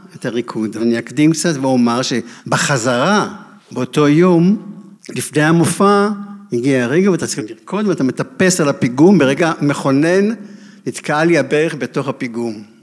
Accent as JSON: {"language": "Hebrew", "country": "Israel", "said": "אני מהקיבוץ עם נורייב"}